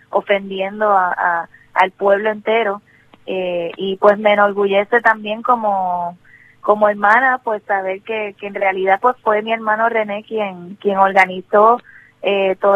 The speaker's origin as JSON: {"language": "Spanish", "country": "Puerto Rico", "said": "pero también lo que pasa es que nuestra relación con Estados Unidos n"}